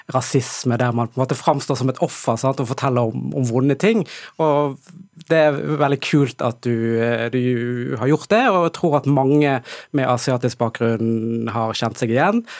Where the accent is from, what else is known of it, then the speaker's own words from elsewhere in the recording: Bergen, Vestland, Norway; jeg er oppvokst i, eh, i Bergen